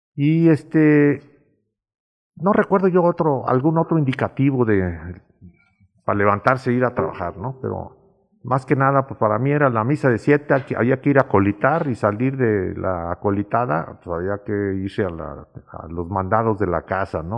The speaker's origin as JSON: {"language": "Spanish", "area": "Calle Sol", "region": "Guanajuato", "country": "Mexico", "tie": "born or raised there", "said": "la casa de mis padres estaba del otro lado del parque, en la calle Sol"}